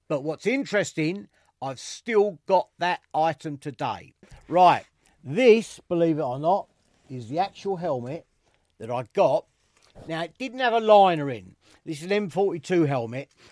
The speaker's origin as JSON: {"language": "English", "region": "London", "country": "United Kingdom", "tie": "born or raised there", "accent": "East End", "said": "as you can probably tell from my accent, I'm a proper East Ender. I was born in the East End"}